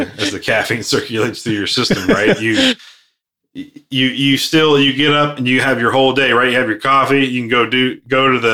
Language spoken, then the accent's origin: English; United States; I grew up here in the States